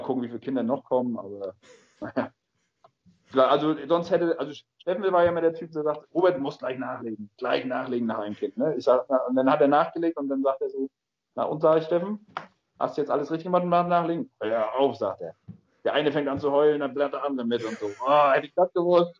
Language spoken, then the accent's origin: German; Greifswald, Mecklenburg-Vorpommern, Germany; also born or lived in Rostock; seitdem ich geboren bin, wohne ich ja in Greifswald, aber bin halt ein geborener Rostocker